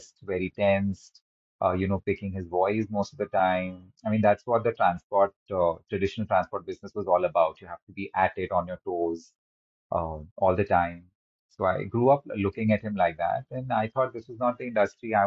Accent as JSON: {"language": "English", "town": "Mumbai", "region": "Maharashtra", "country": "India", "tie": "born or raised there", "also_born_or_lived": "Kolkata / United Kingdom", "said": "I was born in Calcutta in a simple traditional Marwadi family. And we quickly moved as a family to Mumbai, and I spent the rest of my life here"}